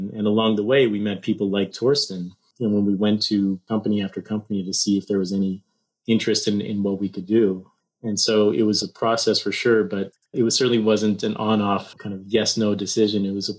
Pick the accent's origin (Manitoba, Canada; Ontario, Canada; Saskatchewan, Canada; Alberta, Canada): Ontario, Canada; Toronto; moved away as an adult; also born or lived in Waterloo, Canada / Stanford, United States; I hail from Canada, Toronto, Canada